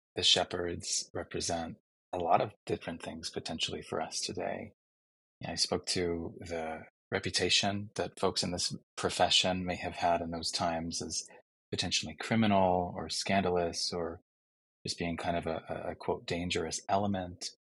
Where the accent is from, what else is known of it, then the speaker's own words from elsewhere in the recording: Chicago, Illinois, United States; my hometown of Chicago